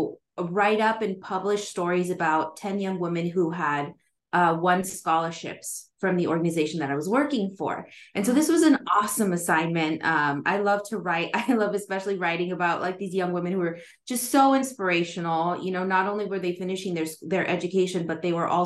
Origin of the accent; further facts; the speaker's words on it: Southern California, United States; I am calling in from Southern California in the United States, right where I grew up, actually